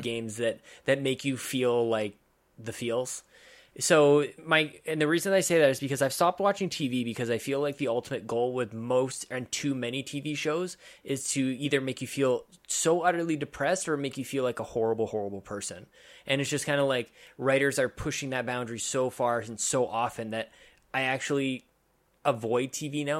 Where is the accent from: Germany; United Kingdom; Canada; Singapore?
Canada; as a Canadian